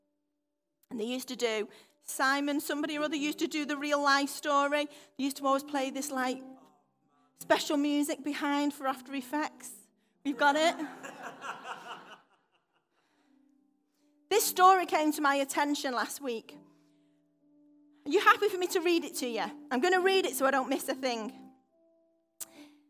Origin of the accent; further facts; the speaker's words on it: United Kingdom; I'm very British